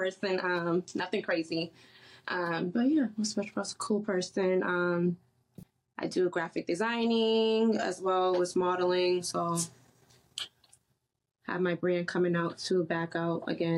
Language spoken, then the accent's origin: English; Boston, Massachusetts, United States; from Boston, Mass. I originally grew up in Mattapan, Hyde Park.